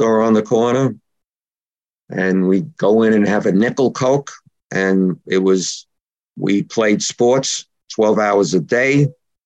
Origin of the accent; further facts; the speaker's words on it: New York City, New York, United States; also born or lived in Richmond Hill, Queens, New York; now in Miller Place, Long Island, New York, United States; I was born in Brooklyn, in a section of Brooklyn called East New York